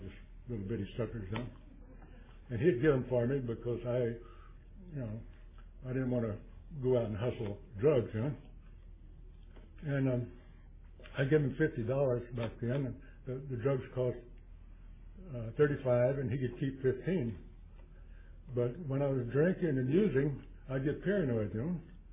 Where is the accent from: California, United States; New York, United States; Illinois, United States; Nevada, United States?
California, United States; Chico; I'm from Chico, California. That's 100 miles due north of Sacramento.